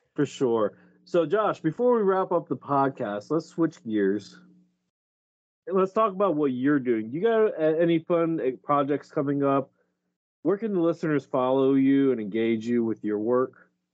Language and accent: English; Delaware, United States; moved away; I, am from Delaware. I grew up in Delaware